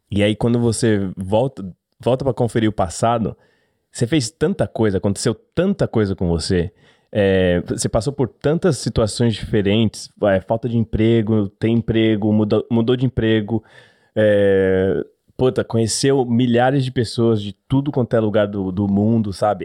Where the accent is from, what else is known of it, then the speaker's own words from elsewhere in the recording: São Paulo, Brazil; moved away as an adult; now in Australia; nascido e criado em São Paulo, Zona Norte.